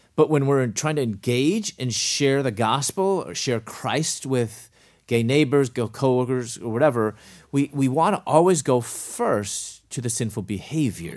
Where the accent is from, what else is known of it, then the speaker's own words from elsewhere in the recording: Chicago, Illinois, United States; moved away as an adult; also born or lived in Louisville, Kentucky / Atlanta; I was from Chicago, moved to Louisville, Kentucky